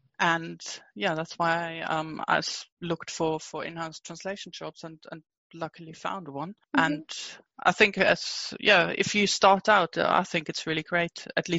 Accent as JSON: {"language": "English", "country": "Germany", "also_born_or_lived": "Munich", "moved": "as an adult", "lives_now": "United Kingdom", "said": "I'm originally from Germany. I moved to the UK about 10 years ago."}